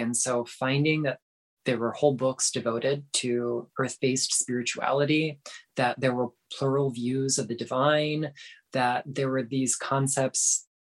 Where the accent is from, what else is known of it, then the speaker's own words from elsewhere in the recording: South Florida, United States; moved away as an adult; I grew up in South Florida, like right along the St. Lucie River